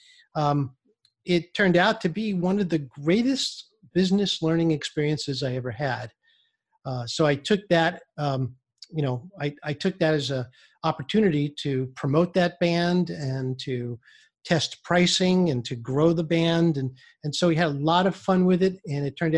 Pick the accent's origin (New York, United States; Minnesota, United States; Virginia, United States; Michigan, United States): New York, United States; New York City; I grew up in Brooklyn, New York